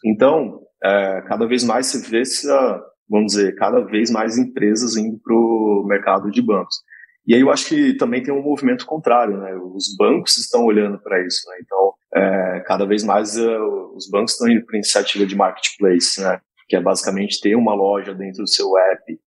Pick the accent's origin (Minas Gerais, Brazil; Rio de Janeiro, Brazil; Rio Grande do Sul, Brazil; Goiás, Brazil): Goiás, Brazil; interior of; moved away; eu sou de uma cidade do interior de Goiás, de 10 mil habitantes